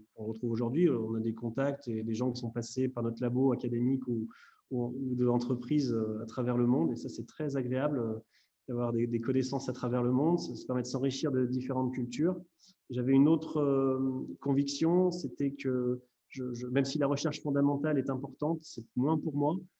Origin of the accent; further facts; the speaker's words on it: Lyon, Auvergne-Rhône-Alpes, France; moved away; je suis lyonnais d'origine